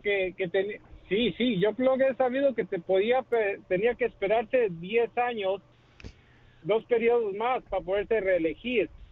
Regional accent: El Salvador; moved away; soy del Salvador

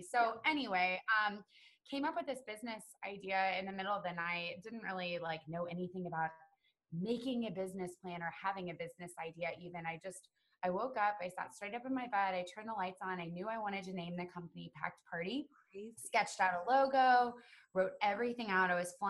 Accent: Texas, United States; also born or lived in Chicago; I'm like a half breed. I'm from Texas and Chicago.

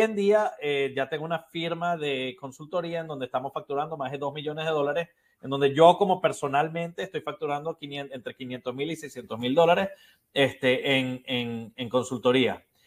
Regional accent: Venezuela; moved away as an adult; now in Miami, United States; soy originalmente de Venezuela también

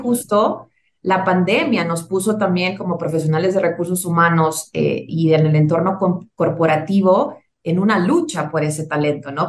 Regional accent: Tegucigalpa, Francisco Morazán, Honduras; moved away as an adult; now in Mexico City, Mexico; yo soy originaria de Tegucigalpa, Honduras, ya tengo 12 eh, años y contando radicada en la Ciudad de México

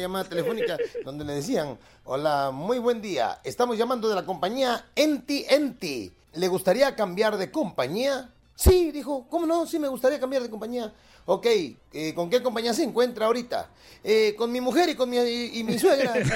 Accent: Acapulco, Guerrero, Mexico; mi pueblo

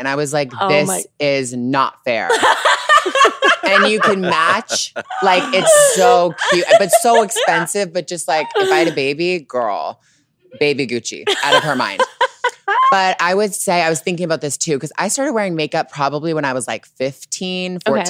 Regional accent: Toronto, Ontario, Canada

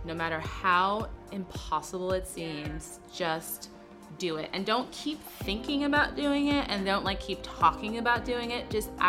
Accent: New York City, New York, United States; moved away as an adult; now in Los Angeles, United States; I'm from New York City originally, but I've lived in LA a while now, about 12 years.

